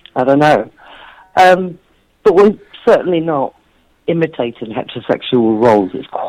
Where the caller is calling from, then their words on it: Bristol, South West England, United Kingdom; I'm talking from Bristol. I did an event last night. I did a book launch in Bristol, the big city in the UK.